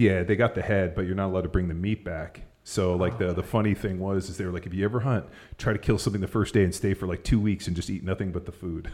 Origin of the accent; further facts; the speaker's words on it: Southern California, United States; now in Texas, United States; growing up in Southern California, skiing at Mammoth